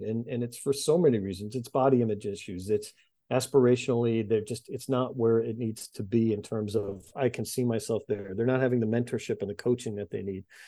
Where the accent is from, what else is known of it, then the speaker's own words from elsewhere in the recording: outside of Boston, Massachusetts, United States; moved away as an adult; also born or lived in Washington, D.C.; I grew up outside of Boston